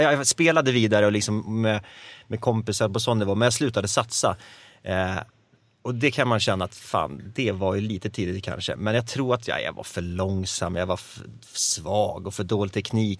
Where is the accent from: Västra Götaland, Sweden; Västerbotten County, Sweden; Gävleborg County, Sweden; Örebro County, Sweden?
Gävleborg County, Sweden; Gävle; Jag är uppväxt i Gävle